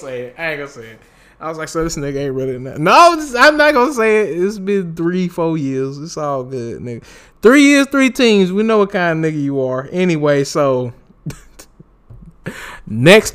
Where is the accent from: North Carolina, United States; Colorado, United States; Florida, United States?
North Carolina, United States; Winston-Salem; also born or lived in Raleigh-Durham area (919), North Carolina; I'm from North Carolina, too. I was born on my birth certificate, say Forsyth County. I was born in Winston-Salem.